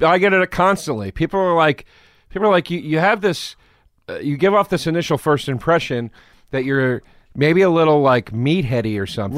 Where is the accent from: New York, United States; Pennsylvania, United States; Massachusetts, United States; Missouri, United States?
Pennsylvania, United States; Collegeville; also born or lived in Philadelphia, Pennsylvania; I was born in Philly